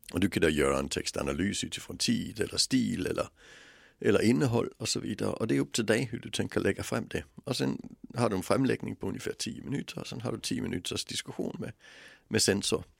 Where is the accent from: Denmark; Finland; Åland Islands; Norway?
Denmark; moved away; växte jag upp i ett land som har ett skolsystem som inte är kunskapsbaserat utan bildningsbaserat